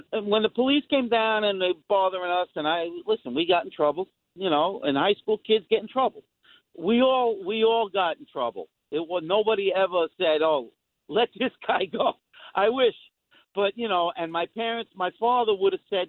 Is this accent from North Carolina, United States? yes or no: no; New York City, New York, United States; I was born and raised in the Queensbridge Housing Projects